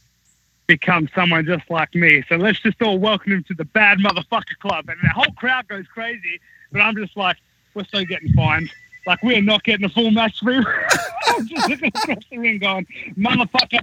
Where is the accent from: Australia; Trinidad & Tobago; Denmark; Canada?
Australia; moved away; I was from Australia